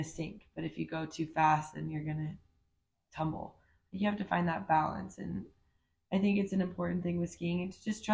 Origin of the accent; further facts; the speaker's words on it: Park City, Utah, United States; I grew up in Park City, Utah